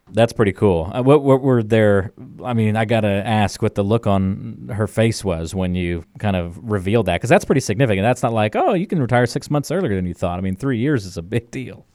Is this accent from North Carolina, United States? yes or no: yes; North Carolina, United States; growing up, uh, in a coastal town on, in North Carolina